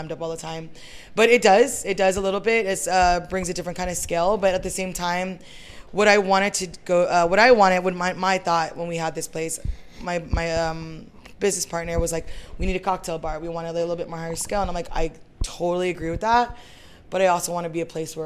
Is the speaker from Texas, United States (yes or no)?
yes; San Antonio, Texas, United States; I'm from San Antonio. So I grew up in this neighborhood, not necessarily in these streets, but like a little bit down more John McMullen area